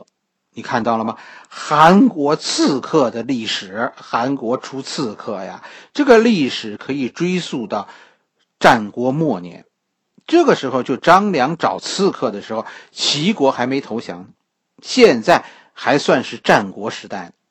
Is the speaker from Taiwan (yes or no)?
no; China; 和我们中国人相关的，